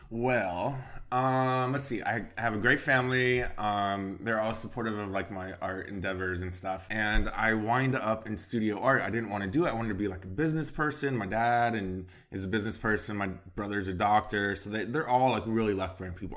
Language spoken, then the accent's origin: English; Bakersfield, California, United States; moved away as an adult; now in Los Angeles, United States; I'm from Bakersfield, California